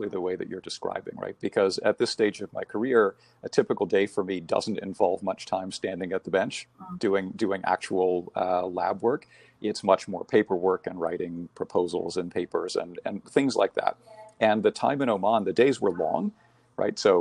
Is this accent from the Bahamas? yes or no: yes; Bahamas; moved away; I was born and raised in the Bahamas.